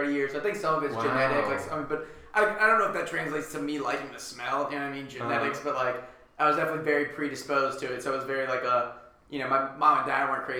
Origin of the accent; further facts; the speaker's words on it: Virginia, United States; moved away; I came from Virginia. I grew up in Virginia